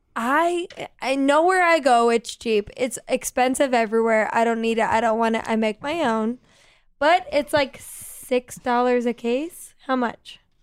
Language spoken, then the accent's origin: English; Philadelphia, Pennsylvania, United States; I'm from Philly